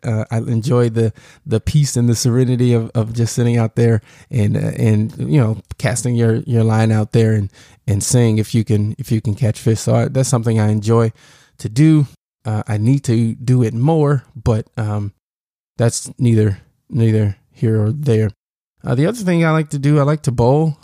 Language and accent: English; Southern Illinois, United States; also born or lived in Chicago, Illinois; grew up in, uh, Southern Illinois